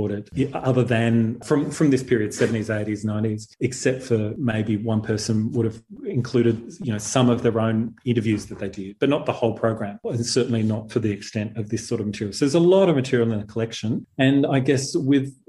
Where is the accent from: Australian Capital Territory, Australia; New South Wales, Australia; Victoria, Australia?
Australian Capital Territory, Australia; Canberra; moved away as an adult; now in Melbourne, Australia; I'm from Canberra.